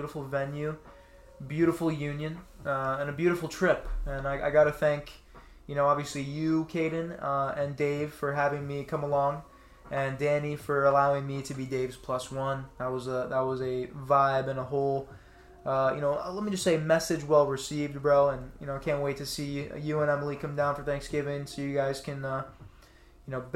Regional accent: Florida, United States; I'm from Florida. I live in Florida.

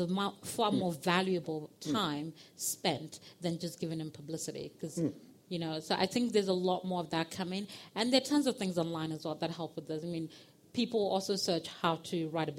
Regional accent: Nigeria; When I'm Nigerian and I go to Lagos quite often, and I love Nigerian street food.

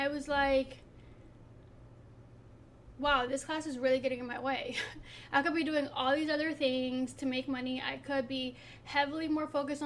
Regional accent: Philadelphia, Pennsylvania, United States; from being the daughter of an immigrant to growing up in Philly

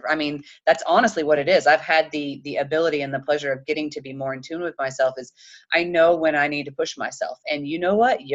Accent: Chattanooga, Tennessee, United States; I'm from Chattanooga, Tennessee. We kind of joke and say we're the belt buckle of the Bible Belt

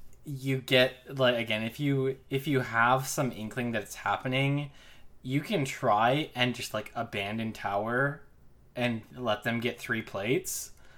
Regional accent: Pittsburgh, Pennsylvania, United States; now in Atlanta, United States; I'm originally from Pittsburgh, the Steel City, as they say, so I think probably Rel could be from my hometown.

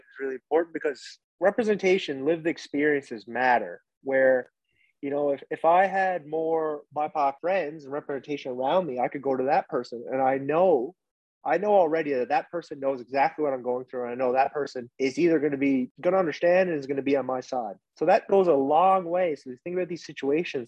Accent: Corner Brook, Newfoundland and Labrador, Canada; also born or lived in Vietnam; I was from Newfoundland

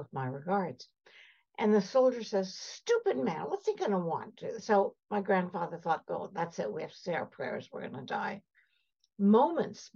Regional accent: Canada; also born or lived in Cairo, Egypt; I'm Armenian. I was born in Cairo. Came over to Canada when I was 4 years old.

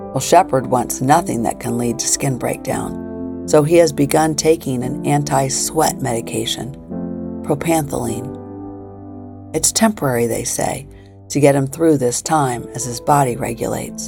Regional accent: Springfield, Illinois, United States; moved away as an adult; also born or lived in Virginia / Baltimore; my hometown of Springfield, Illinois

